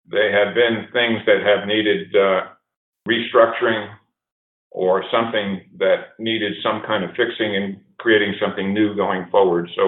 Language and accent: English; New York City, New York, United States; moved away; also born or lived in Colorado Springs; my early days of growing up in New York City, really a street kid with a you know a lower income family.